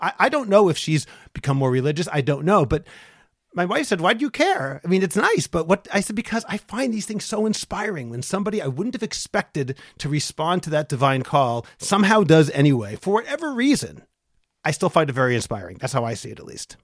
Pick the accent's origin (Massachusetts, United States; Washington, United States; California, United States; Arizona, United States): Massachusetts, United States; Lowell; I grew up in Lowell, Massachusetts